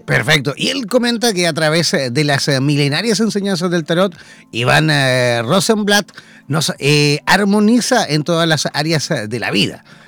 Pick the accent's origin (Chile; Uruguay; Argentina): Chile; los chilenos nos acordamos fiestas patrias que somos chilenos